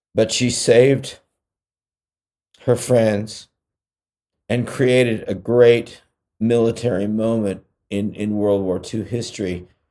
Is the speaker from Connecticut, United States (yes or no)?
no; California, United States; I'm from California